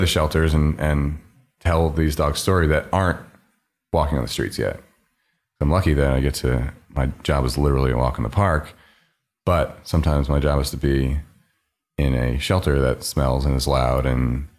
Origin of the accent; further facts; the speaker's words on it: New York, United States; And as a New Yorker, there's sort of this street style minimalist aesthetic